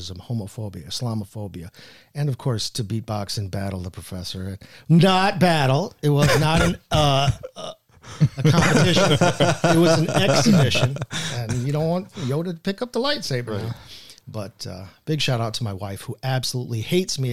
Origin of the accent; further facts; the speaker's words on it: Williamsville, New York, United States; I was a Williamsville North Spartan.